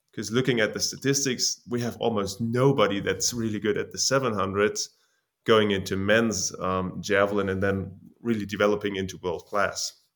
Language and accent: English; Jena, Thuringia, Germany; from Germany, Jena